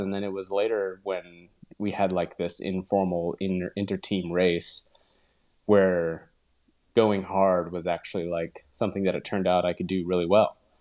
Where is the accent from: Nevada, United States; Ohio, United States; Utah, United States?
Utah, United States; moved away as an adult; also born or lived in Portland, Oregon; now in Tarragona, Spain; I grew up in Utah